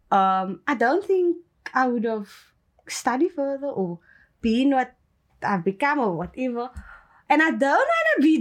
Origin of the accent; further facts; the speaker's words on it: Cape Town, Western Cape, South Africa; first language English; also born or lived in Lavender Hill; I was born in Lavendale, but then I was raised in Mitchell's Plain. Mm-hmm. So for all my life, I'm from Mitchell's Plain.